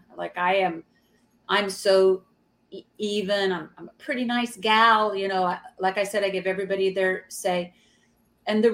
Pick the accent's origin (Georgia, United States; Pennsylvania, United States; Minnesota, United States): Georgia, United States; now in New York City, United States; I'm from Georgia. We were raised Southern